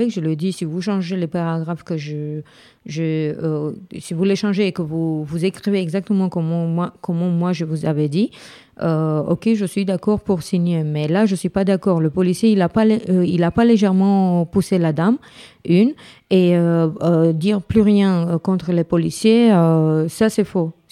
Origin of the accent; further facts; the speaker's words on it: Craiova, Dolj, Romania; now in France; J'étais à Craiova.